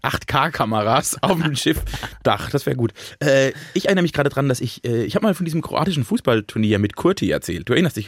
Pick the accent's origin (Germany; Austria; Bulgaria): Germany; Ich bin ja am Rhein aufgewachsen